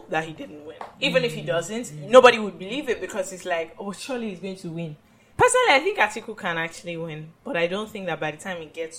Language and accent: English; United Kingdom; I'm British primarily. Then I'm Ghanaian.